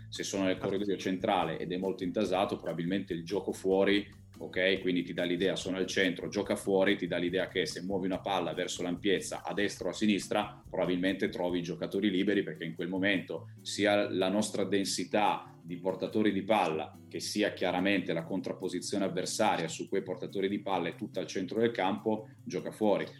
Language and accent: Italian; Piedmont, Italy; noi siamo piemontesi